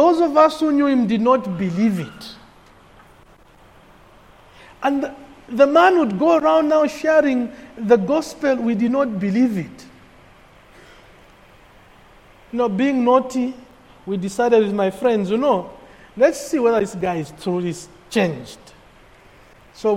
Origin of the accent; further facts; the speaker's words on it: Kitwe, Copperbelt Province, Zambia; Growing up in Kitwe